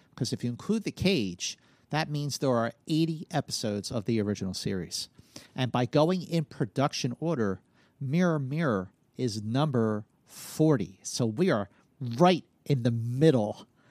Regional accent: Philadelphia, Pennsylvania, United States; growing up in Philadelphia

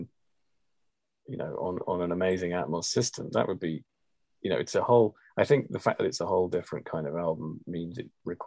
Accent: England, United Kingdom; being English

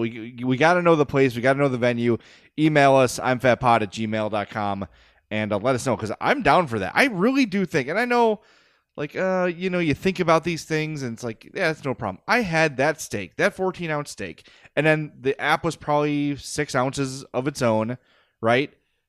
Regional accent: Oak Lawn, Illinois, United States; I grew up in Oak Lawn. I was raised in Oak Lawn.

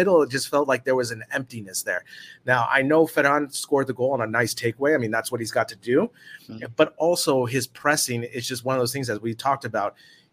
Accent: United States; moved away as an adult; now in Spain; as an American

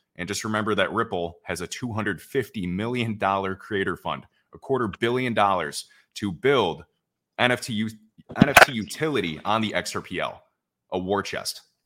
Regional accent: Chicago, Illinois, United States; moved away as an adult; now in Puerto Rico; I'm actually from Chicago

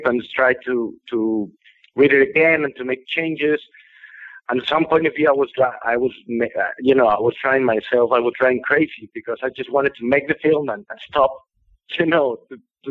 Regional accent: San Luis Potosí, Mexico; San Luis Potosí, which is my hometown here in Mexico

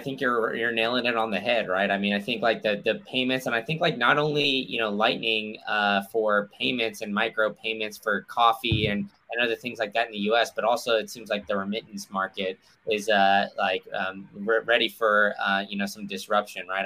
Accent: Austin, Texas, United States; I grew up in Austin

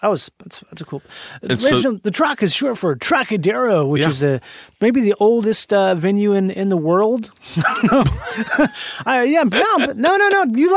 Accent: Minnesota, United States; born or raised there

